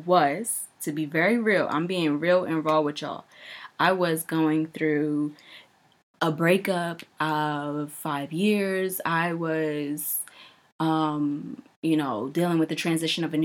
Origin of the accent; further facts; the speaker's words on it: New York, United States; I'm from New York.